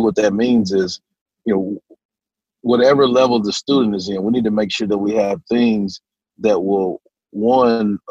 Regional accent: Hearne, Texas, United States; also born or lived in Dallas, Texas / Canyon, Texas; now in Conroe, United States; I was born in Dallas. Parents separated when I was four. Mm. When they split, we moved to my mother's, my sister, myself and my little sister, my mom. We moved to my mother's hometown of Hearne, Texas

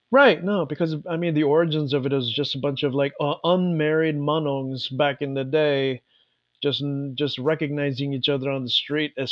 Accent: San Francisco, California, United States; we're also both from the Bay Area, from San Francisco in the Bay Area.

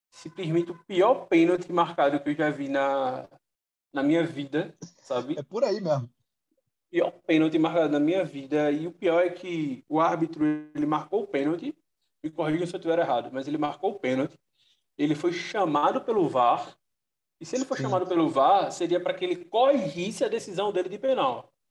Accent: Northeast Region, Brazil; Eu que sou do Nordeste

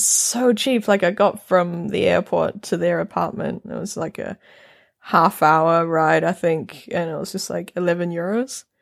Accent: North Island, New Zealand; accent: New Zealand; now in Norway; I'm from New Zealand, I'm from the mm-hmm. North Island

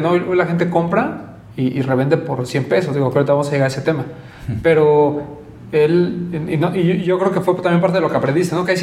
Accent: Mexico; Y eh, por ejemplo, eh, yo en algunos grupos era conocido como el, mexicano loco, ¿no?

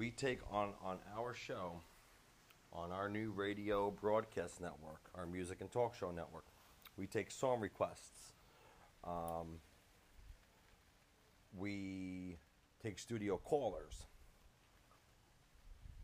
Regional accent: Long Island, New York, United States; now in Florida, United States; I am out of Florida, originally born and raised in New York, Long Island, but currently reside in Florida now.

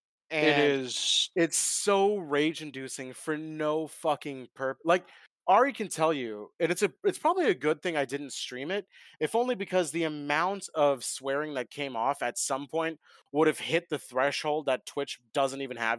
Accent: India; controllers are expensive, and I'm Indian.

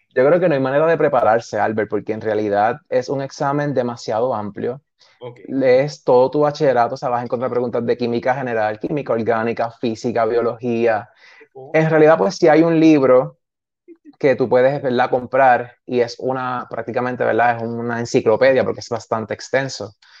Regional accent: San Sebastián, Puerto Rico; also born or lived in Aguadilla; estudié en San Sebastián todo lo que fue escuela elemental, intermedia y high

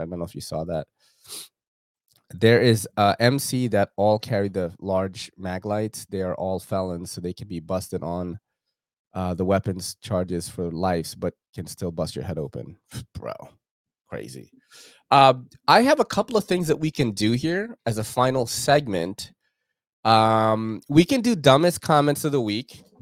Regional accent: New York, United States; moved away; growing up in New York, um, from the nineties up until two thousands, as, like, a young man and a kid

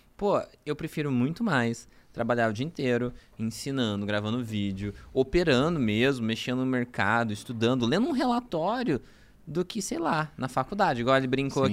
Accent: Franca, São Paulo, Brazil; moved away; also born or lived in Araraquara; eu sou de Franca

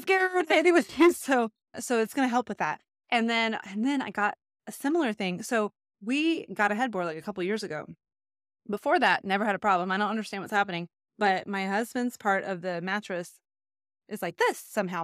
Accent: Texas, United States; I grew up in Texas

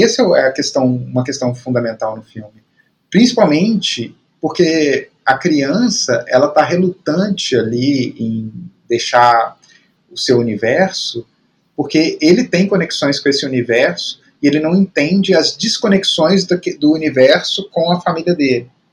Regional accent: Belo Horizonte, Minas Gerais, Brazil; eu cresci em Belo Horizonte

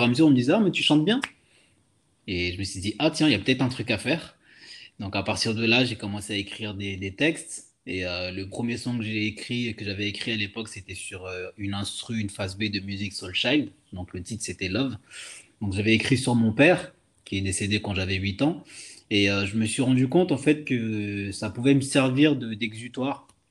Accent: Madagascar; now in France; je suis originaire de Madagascar.

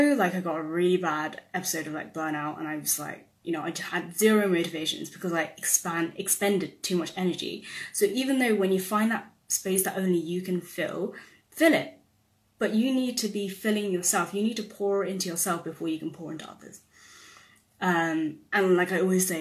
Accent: United Kingdom; my identity as a British-born Chinese person

